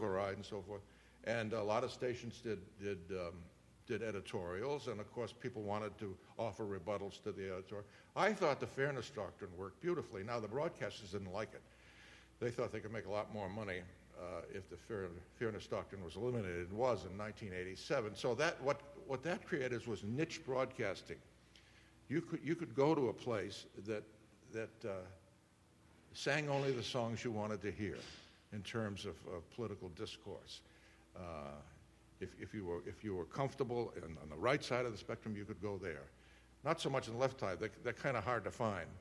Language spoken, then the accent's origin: English; Worcester, Massachusetts, United States; my very first job was in my hometown of Worcester, Massachusetts